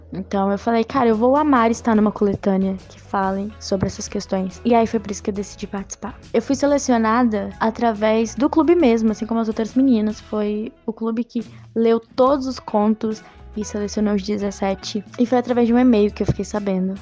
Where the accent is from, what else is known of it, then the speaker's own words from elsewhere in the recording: Juiz de Fora, Minas Gerais, Brazil; sou mineira de Juiz de Fora